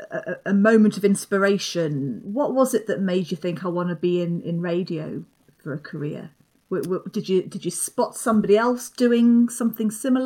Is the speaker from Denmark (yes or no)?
no; London, United Kingdom; I grew up in London